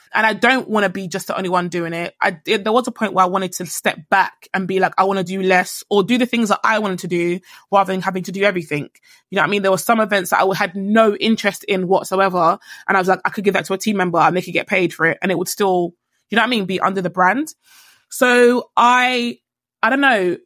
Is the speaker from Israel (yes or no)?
no; Nigeria; I'm Nigerian.